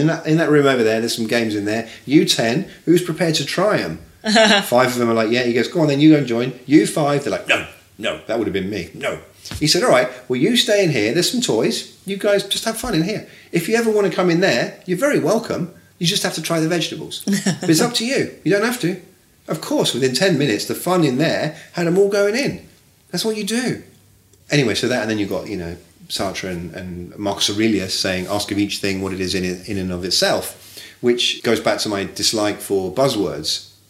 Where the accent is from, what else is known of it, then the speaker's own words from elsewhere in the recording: England, United Kingdom; And I come from England, right? You know this.